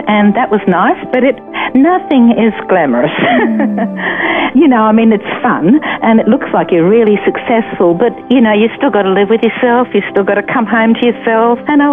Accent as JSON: {"language": "English", "town": "Brisbane", "region": "Queensland", "country": "Australia", "tie": "born or raised there", "also_born_or_lived": "St Albans, Hertfordshire, England"}